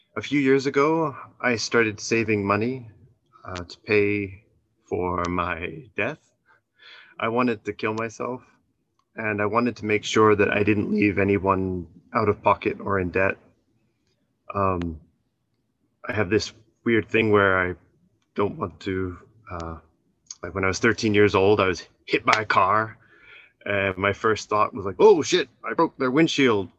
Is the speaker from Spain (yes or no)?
no; Canada; moved away as an adult; now in Japan; my hometown in Canada